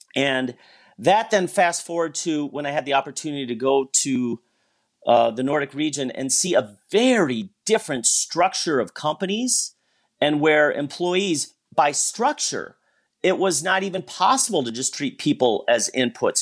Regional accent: Wisconsin, United States; moved away; I grew up in Wisconsin

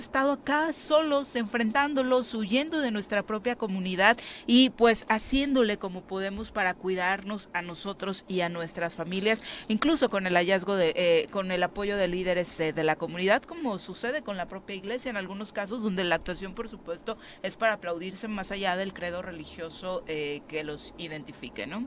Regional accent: Mexico; nosotros también como mexicanos

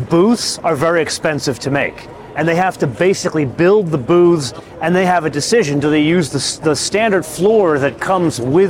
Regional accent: Los Angeles, California, United States; Welcome to my hometown, sir.

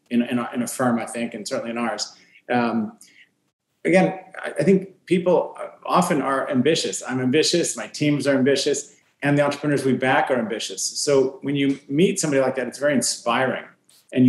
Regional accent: Fresno, California, United States; from Fresno

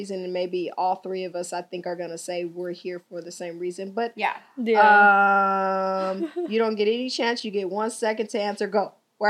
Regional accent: Grand Rapids, Michigan, United States; also born or lived in California; now in San Fernando Valley, United States; I'm originally from Michigan. Grand Rapids, Michigan.

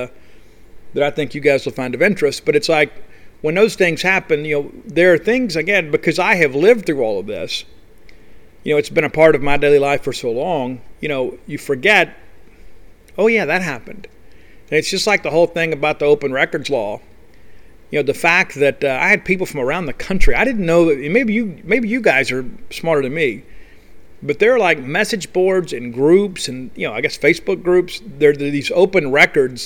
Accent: South Mississippi, United States; I was raised in South Mississippi.

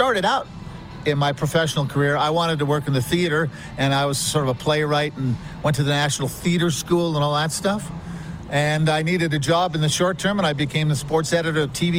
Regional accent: Montreal, Quebec, Canada; also born or lived in Toronto; now in Calgary, Canada; So when I was in Toronto, I grew up in Montreal, didn't like the Toronto team.

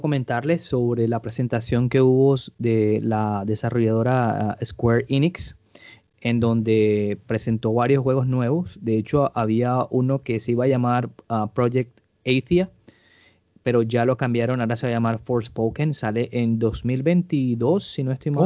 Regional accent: Colombia; yo como colombiano

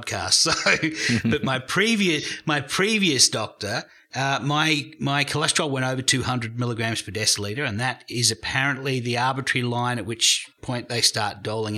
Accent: Australia

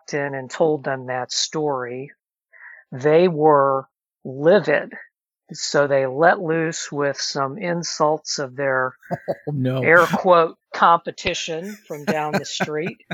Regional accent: Alton, Illinois, United States; my hometown of Alton, Illinois

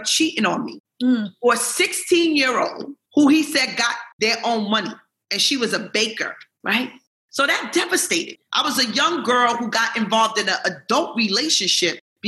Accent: New York City, New York, United States; I grew up in New York City

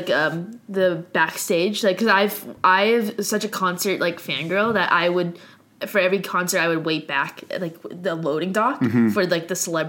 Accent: Ottawa, Ontario, Canada; that was like my hometown, I've gone to concerts there for years and years.

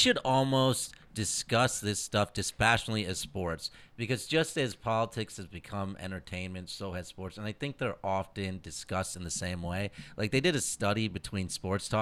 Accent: Indiana, United States; now in Los Angeles, United States; I grew up in Indiana

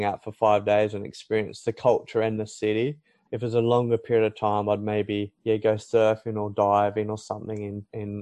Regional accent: Batemans Bay, New South Wales, Australia; moved away as an adult; also born or lived in South Korea; growing up in Batemans Bay, we don't have many Asian restaurants

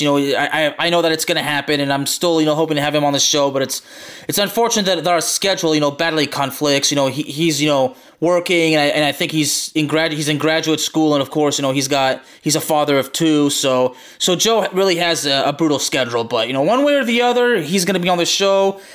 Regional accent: Lyon, Auvergne-Rhône-Alpes, France; We're both from Lyon

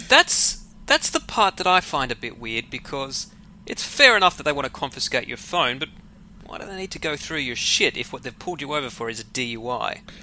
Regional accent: Australia; also born or lived in Western Sydney

